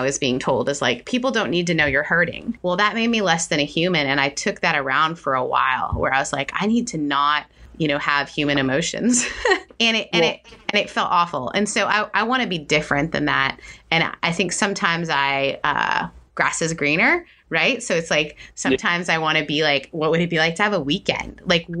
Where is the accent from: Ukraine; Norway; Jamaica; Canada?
Canada; I grew up in Canada, so that's outside, mm-hmm. in some ways is outside of the church